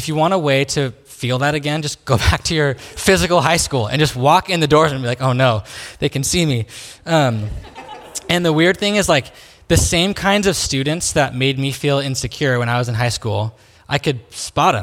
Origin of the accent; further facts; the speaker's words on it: Salem, Oregon, United States; I grew up here in Salem, so I went to Sprague High School